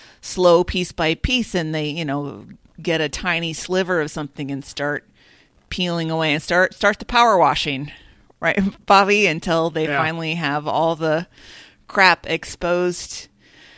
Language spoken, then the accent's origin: English; Minnesota, United States; as a Minnesotan, we in the Midwest